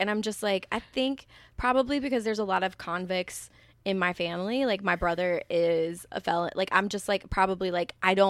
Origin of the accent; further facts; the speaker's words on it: Southern United States, United States; And I'm from the South, where it's like my mom had a degree, and we were still on the poverty line because she was in newspapers.